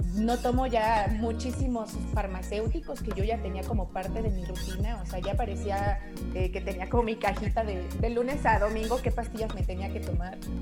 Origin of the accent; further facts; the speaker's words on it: Mexico City, Mexico; yo soy de aquí de la Ciudad de México, siempre he vivido aquí